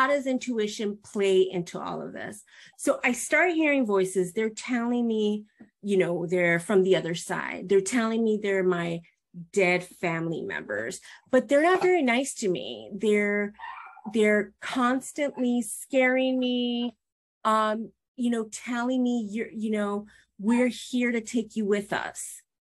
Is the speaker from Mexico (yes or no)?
yes; Mexico; We're from Mexico